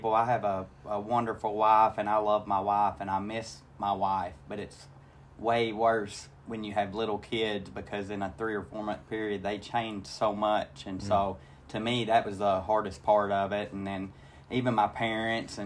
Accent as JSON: {"language": "English", "town": "Bald Knob", "region": "Arkansas", "country": "United States", "tie": "born or raised there", "said": "I grew up in Bald Knob, Arkansas. It's a little town."}